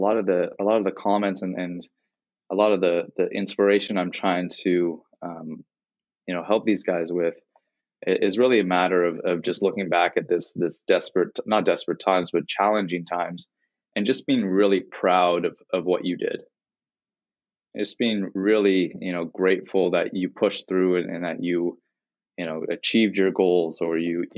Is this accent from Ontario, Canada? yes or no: yes; Toronto, Ontario, Canada; So I'm from Toronto, Canada